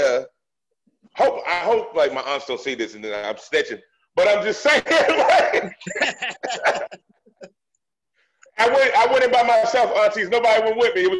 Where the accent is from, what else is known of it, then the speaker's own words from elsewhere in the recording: Boston, Massachusetts, United States; When I was a kid, like, I'm from Dorchester.